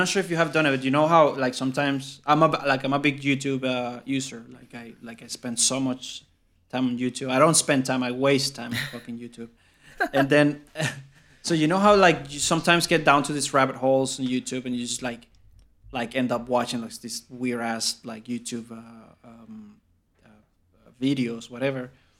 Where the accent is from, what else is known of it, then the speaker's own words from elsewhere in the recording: South Africa; bro, I'm from South Africa.